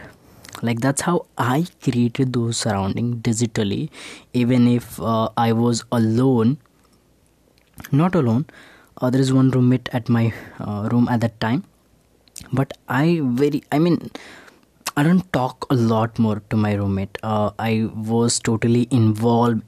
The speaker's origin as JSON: {"language": "English", "region": "Bihar", "country": "India", "tie": "born or raised there", "moved": "yes", "said": "I just returned to my hometown in Bihar"}